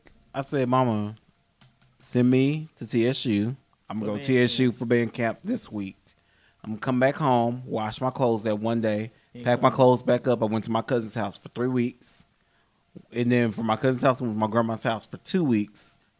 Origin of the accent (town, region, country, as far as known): DeSoto, Texas, United States; born or raised there